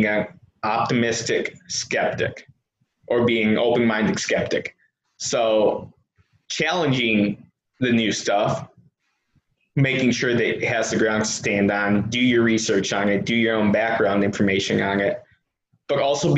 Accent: Wisconsin, United States; I'm from Wisconsin

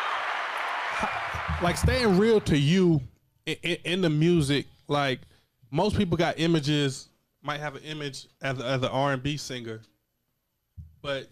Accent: Wagram, North Carolina, United States; because we both from small towns. I'm from Wagram

